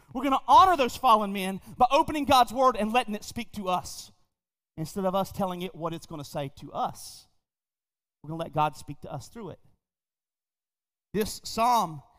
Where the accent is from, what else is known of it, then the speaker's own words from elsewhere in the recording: United States; as Americans, and I would say specifically as American believers